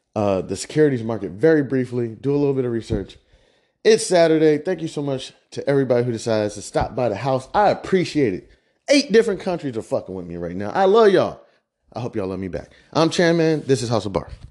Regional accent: Midwest, United States; I'm from the Midwest

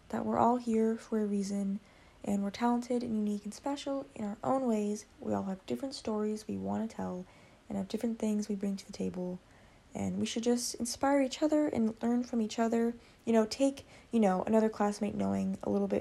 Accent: Redondo Beach, California, United States; in high school, like, in my hometown. I mean, Redondo Beach

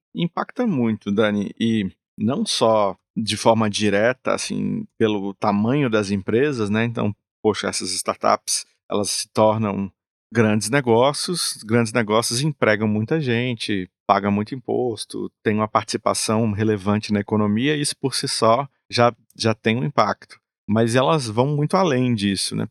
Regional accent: Brazil; nós como brasileiros

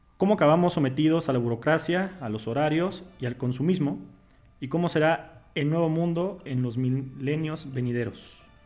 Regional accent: Mexico; nosotros somos mexicanos

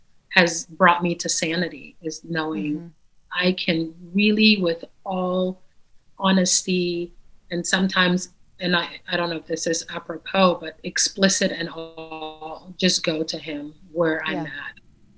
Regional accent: Caracas, Capital District, Venezuela; first language Dutch; English is a second language; also born or lived in Netherlands / Suriname; So I was born in the Netherlands, so I speak Dutch because of that. And then we moved to Suriname, which also speaks Dutch, but they have a dialect called Surinamese. And then at the age of 7 or 8, we moved to Caracas, Venezuela.

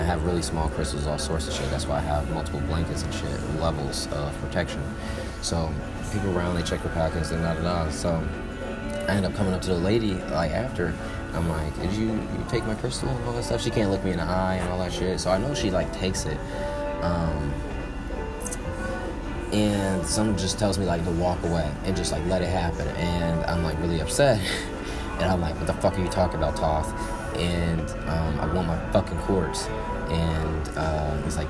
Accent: Atlanta, Georgia, United States; I'm from Atlanta

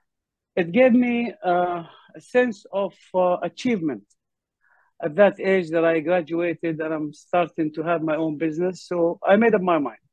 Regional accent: Kuwait; moved away as an adult; also born or lived in Jordan / Louisiana, United States / Connecticut, United States; now in United States; I'm a Palestinian, and I was born in Jordan due to the war in a refugee camp. Like my friend mentioned, migrated to Kuwait, then came to the United States

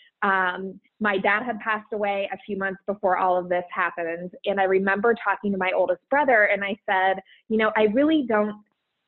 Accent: Columbus, Ohio, United States; also born or lived in New Jersey; my home state and city, Columbus, Ohio

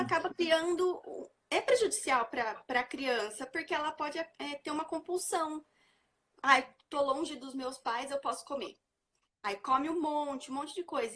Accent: Araraquara, São Paulo, Brazil; Eu sou daqui de Araraquara, sou do interior de São Paulo

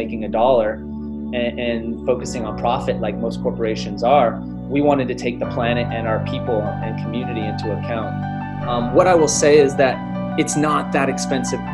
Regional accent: Inland Empire, California, United States; moved away as an adult; also born or lived in Humboldt County, California / West Africa / San Francisco Bay Area, California; now in South Kona, Hawaii, United States; I grew up in the Inland Empire until I was about 18. And so about an hour outside of LA.

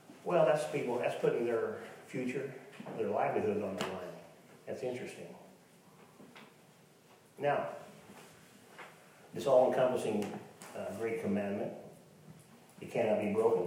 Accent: Tonganoxie, Kansas, United States; I'm from Tonganoxie

